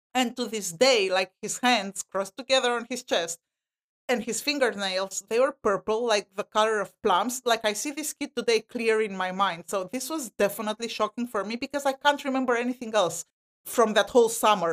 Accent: Romania; now in United States; I'm from Romania, Eastern Europe

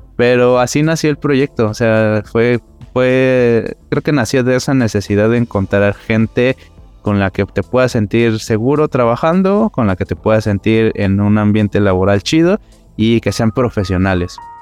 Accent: Mexico City, Mexico; Yo soy aquí cerca del Metro Ceú

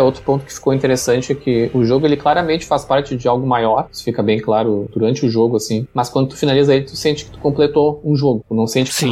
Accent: Pelotas, Rio Grande do Sul, Brazil; eu sou gaúcho, eu sou de Pelotas, no Rio Grande do Sul, bem no extremo sul aqui

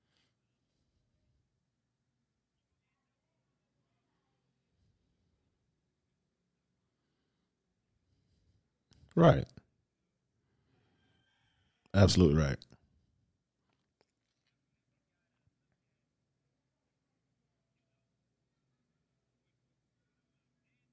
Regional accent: the South, United States; by me growing up in the South, we had to, you know, I remember being a little kid, we ate pork every day

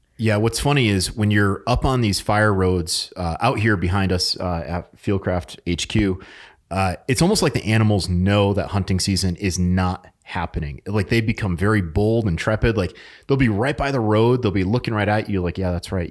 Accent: New England, United States; moved away; I'm from New England

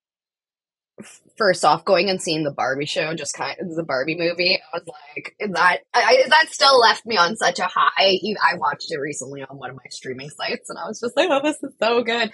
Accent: Canada; as a Canadian looking

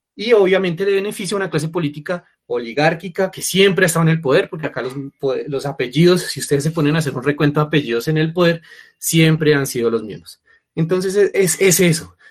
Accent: Colombia; somos chéveres los colombianos

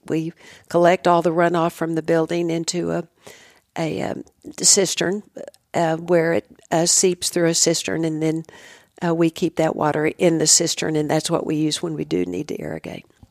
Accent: Midland, Texas, United States; women that I grew up with in Midland

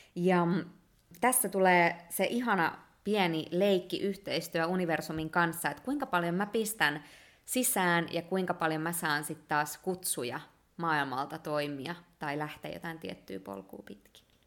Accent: Finland; born or raised there; moved away as an adult

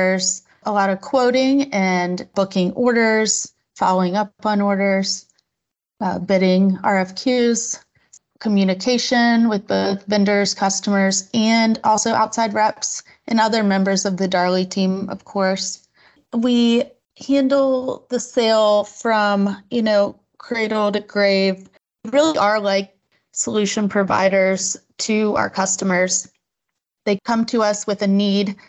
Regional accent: Virginia Beach, Virginia, United States; also born or lived in San Diego; I'm from Virginia Beach, Virginia.

